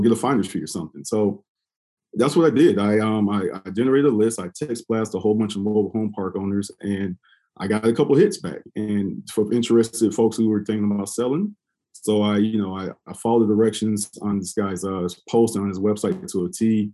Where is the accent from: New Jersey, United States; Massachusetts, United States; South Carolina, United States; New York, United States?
South Carolina, United States; Columbia; moved away as an adult; I'm originally from Columbia, South Carolina